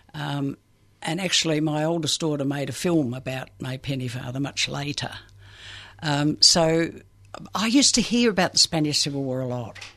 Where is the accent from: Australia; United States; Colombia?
Australia; Perth, Western Australia; I grew up in Western Australia